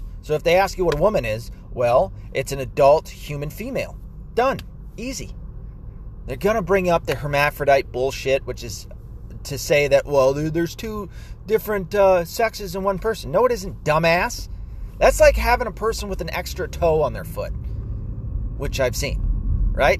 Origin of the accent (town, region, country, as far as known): United States